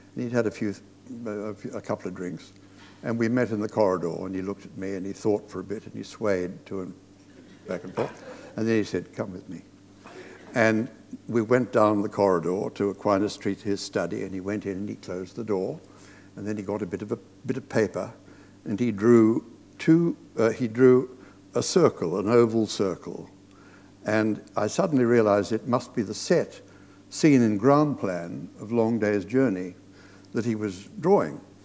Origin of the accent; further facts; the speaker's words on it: Australia; moved away; I was brought up in Australia on the Hollywood movies of the 30s and the 40s.